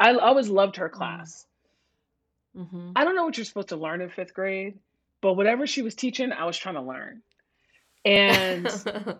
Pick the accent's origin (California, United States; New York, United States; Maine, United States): New York, United States; New York City; I grew up in New York City public schools in the 70s and 80s